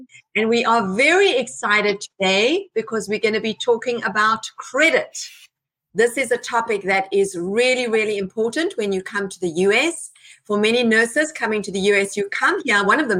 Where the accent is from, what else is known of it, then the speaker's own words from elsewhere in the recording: South Africa; moved away as an adult; I was an immigrant myself. I came here 21 years ago. I'm now a very proud citizen. I came from South Africa. I came with my husband, and my children were little at that time.